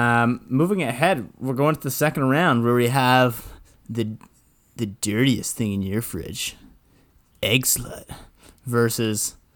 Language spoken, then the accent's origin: English; Ontario, Canada; I was saying from Ontario.